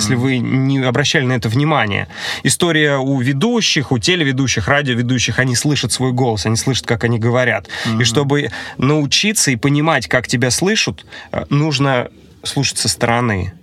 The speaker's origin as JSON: {"language": "Russian", "town": "Voronezh", "region": "Voronezh Oblast", "country": "Russia", "tie": "born or raised there", "moved": "as an adult", "lives_now": "Saint Petersburg, Russia", "said": "в моем родном городе, в Воронеже"}